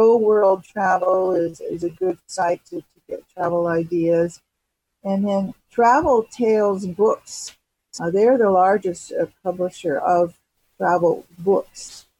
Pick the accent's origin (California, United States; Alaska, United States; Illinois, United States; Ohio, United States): California, United States; Los Angeles; I'm from Los Angeles and, you know, I've been here all these years, but it's a home base for me.